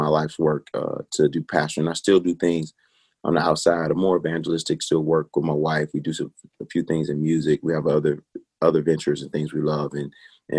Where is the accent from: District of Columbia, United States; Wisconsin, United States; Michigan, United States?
Michigan, United States; Detroit; now in Nashville, United States; I'm from Detroit, Michigan, a place I love